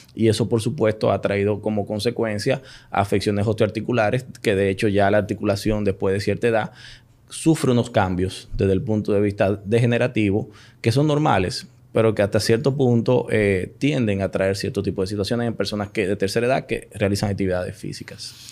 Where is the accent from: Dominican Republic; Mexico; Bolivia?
Dominican Republic; Santiago de los Caballeros, Santiago; also born or lived in Florida; now in Santo Domingo, Dominican Republic; yo soy oriundo de Santiago, Los Caballeros.